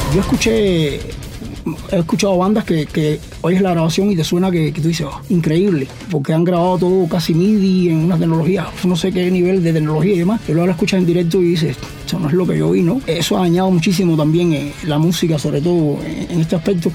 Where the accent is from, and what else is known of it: Cuba